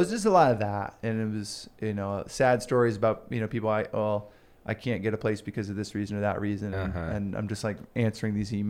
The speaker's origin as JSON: {"language": "English", "town": "Houston", "region": "Texas", "country": "United States", "lives_now": "Boise, United States", "said": "Because I came from Houston. It's a big city."}